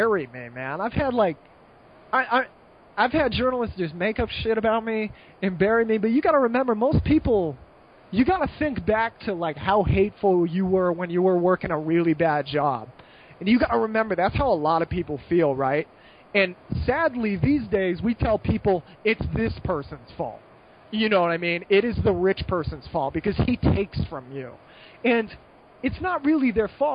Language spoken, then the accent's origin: English; United States; moved away as an adult; also born or lived in Malta; I'm still American